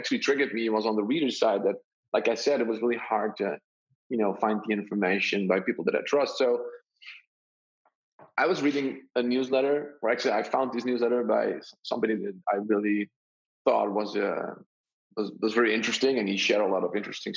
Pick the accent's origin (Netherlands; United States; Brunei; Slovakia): Netherlands; I'm from the Netherlands